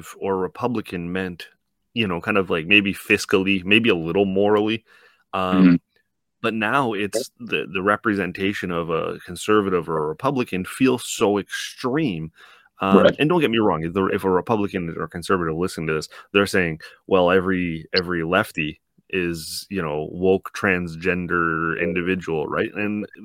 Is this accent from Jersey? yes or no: no; Canada; as a Canadian